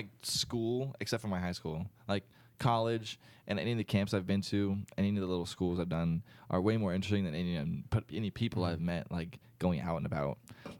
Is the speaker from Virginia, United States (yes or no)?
yes; Virginia, United States; moved away as an adult; also born or lived in Orlando, Florida; now in Winter Park, United States; I grew up around here.